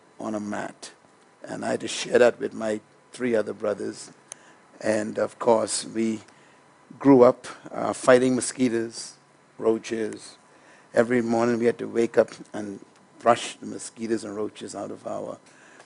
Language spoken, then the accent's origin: English; New Providence, Bahamas; I was born in the Caribbean country called the Bahamas